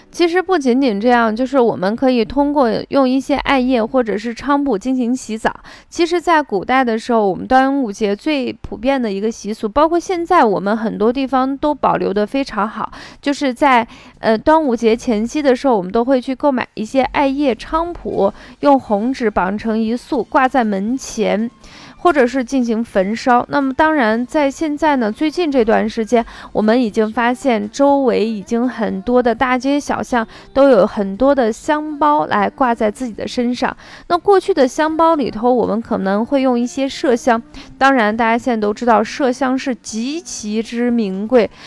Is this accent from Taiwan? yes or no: no; northern China, China; 对于我们北方人来说